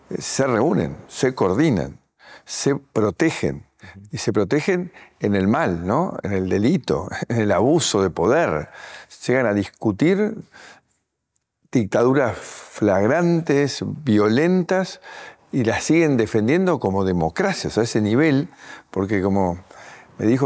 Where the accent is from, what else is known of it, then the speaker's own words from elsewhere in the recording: Guatemala; yo estoy en la ciudad de Buenos Aires … vengo de Guatemala